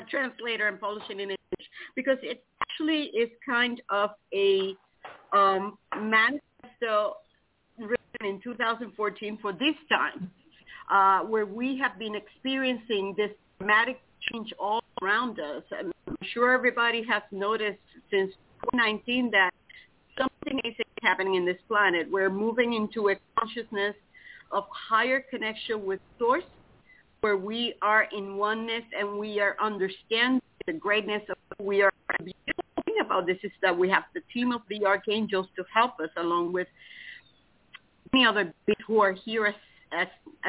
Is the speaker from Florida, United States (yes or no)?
yes; Titusville, Florida, United States; Good morning, everybody. This is … I'm from Titusville, Florida.